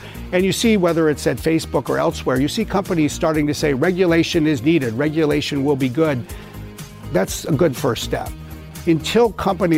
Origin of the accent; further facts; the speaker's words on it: Appleton, Wisconsin, United States; I was born in this middle-sized town in the middle of the country, Appleton, Wisconsin, in a middle-income family.